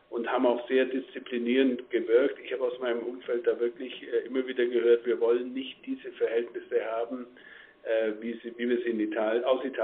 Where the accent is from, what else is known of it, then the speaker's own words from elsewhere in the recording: Bavaria, Germany; ich komme aus Bayern, äh, für uns ist Mailand näher als Frankfurt.